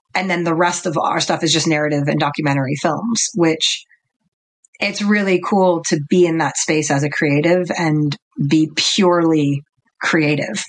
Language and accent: English; New York, United States; I was born in Manhattan and I grew up in New York